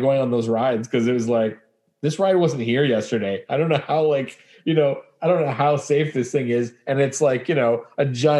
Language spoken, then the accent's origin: English; Winnipeg, Manitoba, Canada; moved away; growing up in Winnipeg, Manitoba